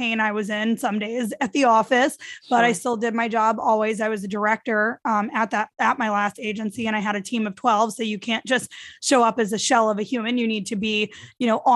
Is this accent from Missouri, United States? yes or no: yes; St. Louis, Missouri, United States; moved away; also born or lived in New York / Florida; I grew up in St. Louis. I lived in New York straight for a decade.